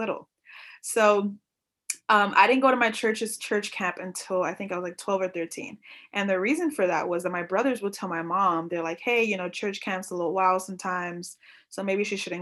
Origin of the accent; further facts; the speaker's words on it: New York, United States; I grew up in New York